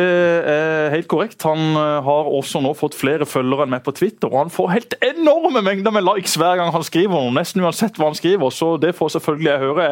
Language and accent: Norwegian; Søgne, Agder, Norway; Jeg bodde da i Vige og i Hummerviga